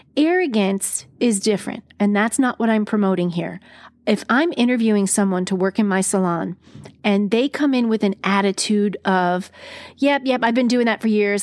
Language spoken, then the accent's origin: English; East Coast, United States; growing up on the East Coast, we use our hands when we talk